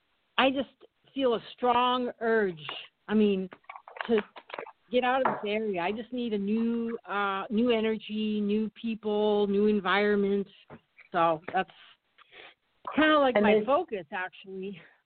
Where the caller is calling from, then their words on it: Monterey, California, United States; From Monterey, I apologize.